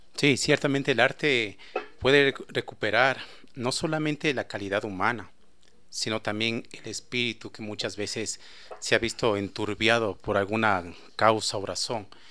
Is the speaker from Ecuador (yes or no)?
yes; Ecuador; nosotros como ecuatorianos